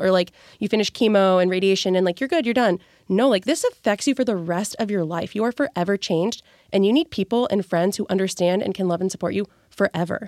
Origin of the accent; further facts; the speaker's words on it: California, United States; moved away; I'm from California. Originally, my family lives in California